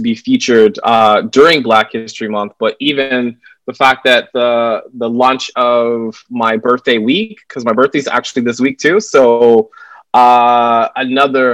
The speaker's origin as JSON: {"language": "English", "town": "Raleigh", "region": "North Carolina", "country": "United States", "also_born_or_lived": "San Francisco / Syracuse", "moved": "as an adult", "lives_now": "New York City, United States", "said": "I currently live here in New York City. I've spent most of my adult life here, but I'm originally from Raleigh, North Carolina. So I'm still a Southern boy at heart"}